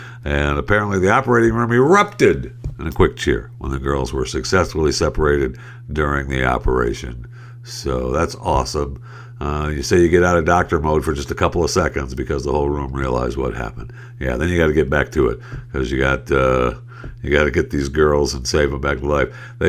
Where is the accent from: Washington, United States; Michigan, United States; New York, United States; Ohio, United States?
Michigan, United States; Saginaw; my hometown is Saginaw, Michigan. I was born in Saginaw, Michigan